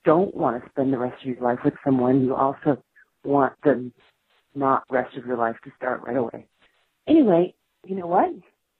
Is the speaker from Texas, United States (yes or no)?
yes; Dallas, Texas, United States; now in Brooklyn, United States; I'm calling from Brooklyn. I'm originally from Dallas, in case anyone thinks they know me.